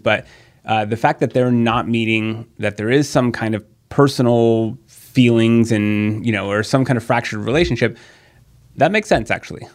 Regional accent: San Diego, California, United States; I've born and raised in San Diego

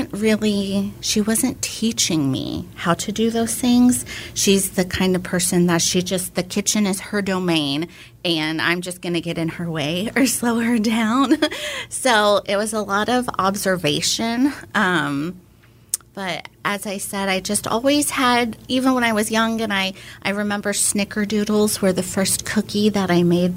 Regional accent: Houston, Texas, United States; moved away as an adult; now in Austin, United States; I am from Houston. And I've been in Austin since 04. I came here for undergrad

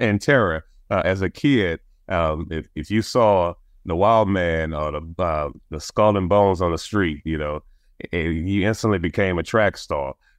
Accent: New Orleans, Louisiana, United States; growing up in New Orleans, you, you're surrounded by culture

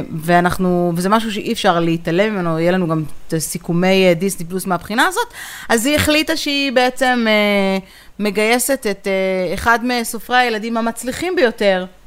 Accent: Israel

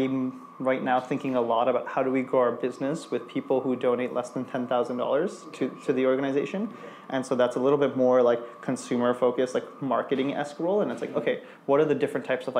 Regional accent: India; now in New York, United States; my roots of like growing up in India

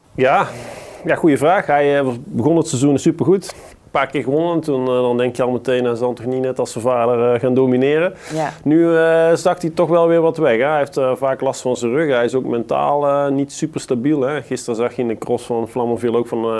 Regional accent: Netherlands; we als Nederlanders

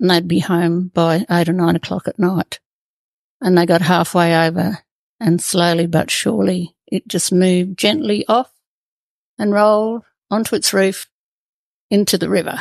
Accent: Killarney Station, Northern Territory, Australia; also born or lived in Katherine, Northern Territory; I grew up on Killarney Station, a couple of hundred kilometres southwest of Katherine

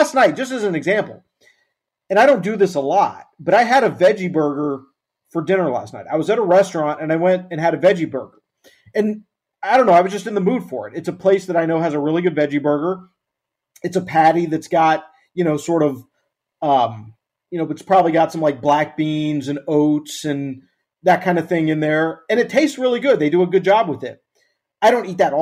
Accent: Arkansas, United States; moved away; I'm from Arkansas originally. Go there every now and then to visit family

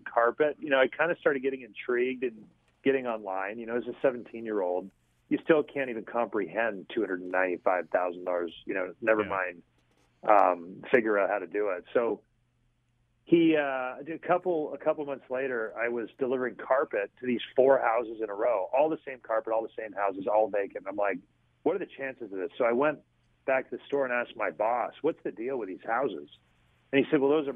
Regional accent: Collingwood, Ontario, Canada; moved away as an adult; also born or lived in Toronto, Canada; now in Biloxi, United States; my hometown, which was in Collingwood, Ontario

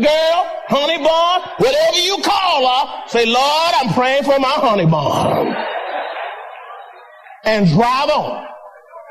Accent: San Antonio, Texas, United States; I said, San Antonio

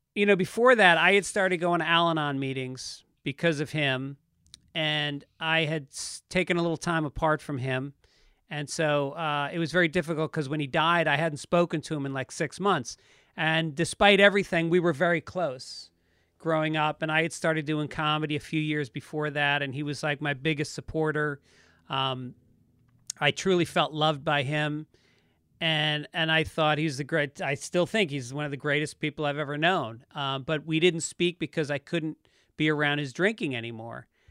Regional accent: Tarrytown, New York, United States; also born or lived in Bronx, New York; born in the Bronx, and then when I was about six, we moved to Tarrytown, New York, in Westchester County.

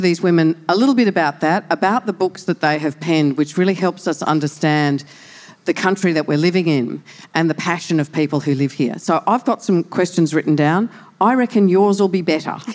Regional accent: Brisbane, Queensland, Australia; we're Brisbane girls

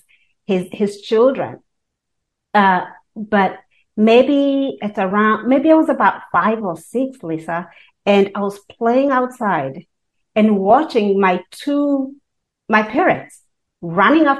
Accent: Kenya; now in United States; I was born and raised in Kenya

